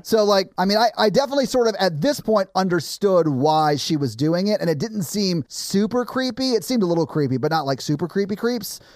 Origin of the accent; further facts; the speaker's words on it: the South, United States; I grew up in the South